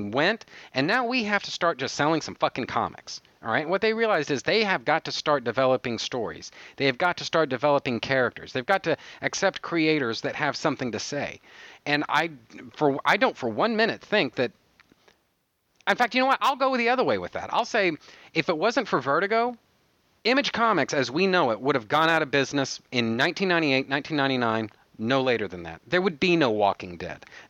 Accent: United States; now in Texas, United States; I am American

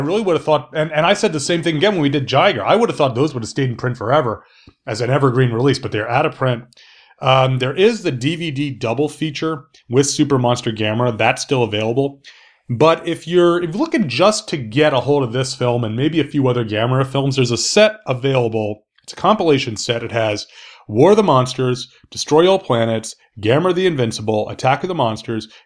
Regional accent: South Carolina, United States; I'm from South Carolina

